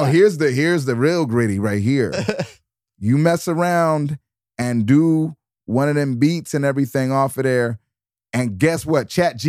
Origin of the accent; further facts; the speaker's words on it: Detroit, Michigan, United States; I'm from Detroit.